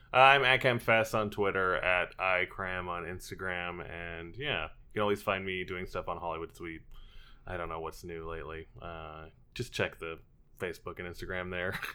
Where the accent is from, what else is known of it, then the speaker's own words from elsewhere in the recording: Edmonton, Alberta, Canada; growing up in Edmonton we had a few more theaters